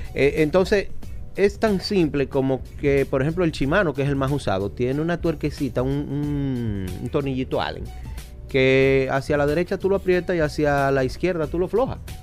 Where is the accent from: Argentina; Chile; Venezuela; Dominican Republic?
Dominican Republic; nosotros los dominicanos